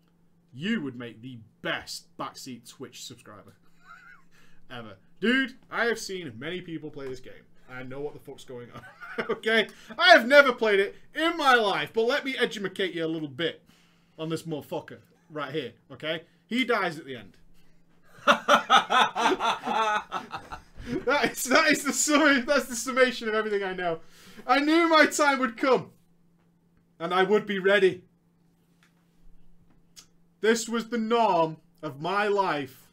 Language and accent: English; United Kingdom; I'm British.